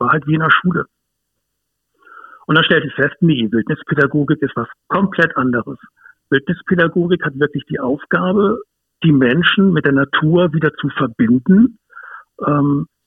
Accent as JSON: {"language": "German", "region": "Hamburg", "country": "Germany", "tie": "born or raised there", "said": "ich bin aufgewachsen in Hamburg, ähm, im, im östlichen Speckgürtel von Hamburg. Da ist es relativ grün, was viele vielleicht gar nicht wissen oder ahnen."}